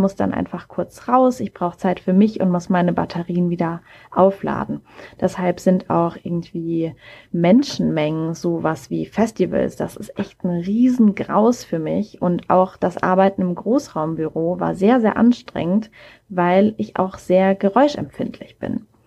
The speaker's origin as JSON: {"language": "German", "town": "Mannheim", "region": "Baden-Württemberg", "country": "Germany", "tie": "born there", "lives_now": "Hamburg, Germany", "said": "Ich komme gebürtig aus Mannheim, wohne mittlerweile aber im wunderschönen Hamburg"}